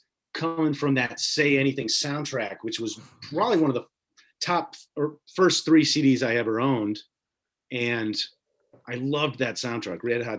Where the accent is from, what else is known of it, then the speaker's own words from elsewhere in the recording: Indiana, United States; I grew up in Indiana.